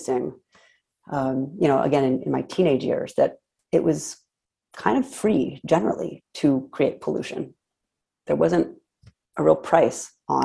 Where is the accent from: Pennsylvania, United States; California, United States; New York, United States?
California, United States; San Diego; I grew up in San Diego